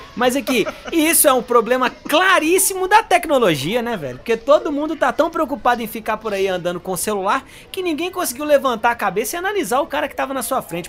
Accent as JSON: {"language": "Portuguese", "country": "Brazil", "said": "Porque eu sou brasileiro"}